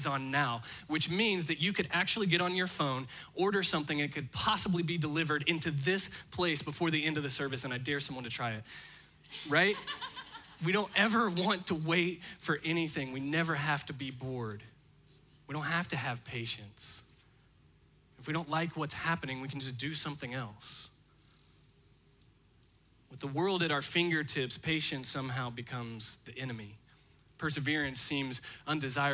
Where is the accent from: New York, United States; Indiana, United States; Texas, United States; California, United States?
Indiana, United States; I'm from Indiana, and so I actually spent a lot of my life looking out my bedroom window across to a cornfield.